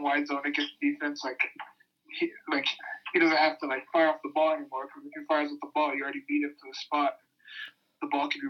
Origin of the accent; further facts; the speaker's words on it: Utah, United States; moved away as an adult; also born or lived in Hawaii; I was born and raised in Utah